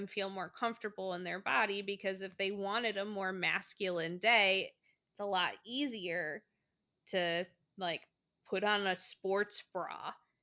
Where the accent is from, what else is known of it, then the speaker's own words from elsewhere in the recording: Midwest, United States; I'm from the Midwest